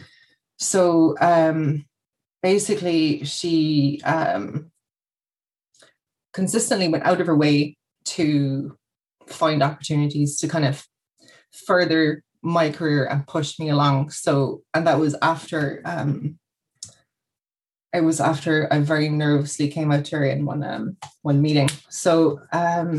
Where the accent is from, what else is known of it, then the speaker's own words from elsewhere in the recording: Kerry, Munster, Ireland; moved away as an adult; now in Cork, Ireland; I've been living in Cork about 10-ish years. I'm from Kerry originally